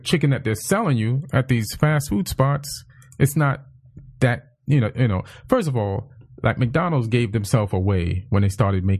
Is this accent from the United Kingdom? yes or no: yes; England, United Kingdom; also born or lived in Jamaica / New York; Like, England and Jamaica and New York.